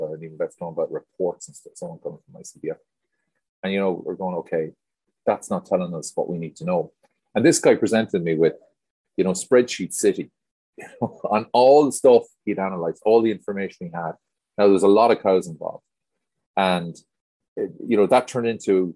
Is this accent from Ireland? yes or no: yes; Ireland; I came from Ireland into veterinary environments and farming environments